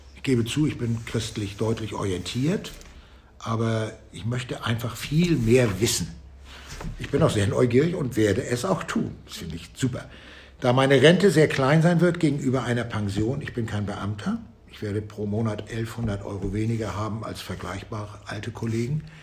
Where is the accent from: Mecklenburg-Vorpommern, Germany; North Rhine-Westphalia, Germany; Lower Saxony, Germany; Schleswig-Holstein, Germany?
Schleswig-Holstein, Germany; Flensburg; now in Hamburg, Germany; dann werden wir in vier Jahren in meine Heimat zurückgehen, nach Flensburg, eine der schöneren Städte im Norden. Da komme ich her